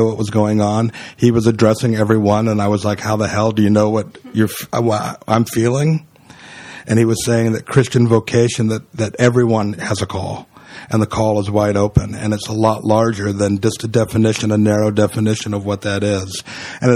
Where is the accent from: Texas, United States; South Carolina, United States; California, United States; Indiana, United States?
California, United States; moved away as an adult; now in Brooklyn, United States; I was from California. I came 2,752 miles